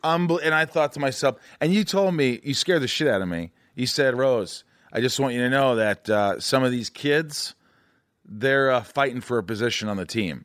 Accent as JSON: {"language": "English", "region": "Indiana", "country": "United States", "tie": "born or raised there", "said": "I grew up in Indiana and I was fine"}